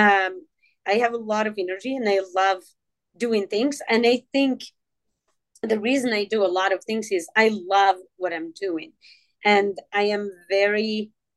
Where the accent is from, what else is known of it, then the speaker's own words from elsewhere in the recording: Morocco; now in Kansas City, United States; I grew up in Morocco where oral storytelling was very strong.